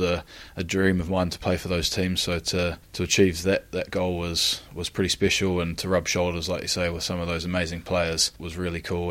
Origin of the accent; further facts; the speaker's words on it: Christchurch, Canterbury, New Zealand; moved away as an adult; now in Gloucester, United Kingdom; born and raised in Christchurch in New Zealand, which is in the South Island on the East Coast.